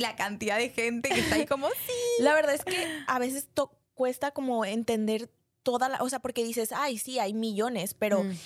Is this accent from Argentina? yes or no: no; Mexico; mi país, o sea, porque México es un país